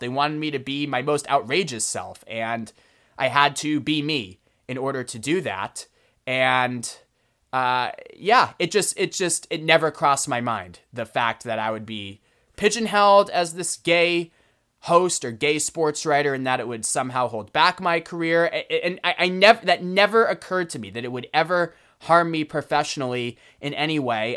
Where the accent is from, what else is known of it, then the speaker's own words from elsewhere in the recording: Boston, Massachusetts, United States; growing up in Boston as a kid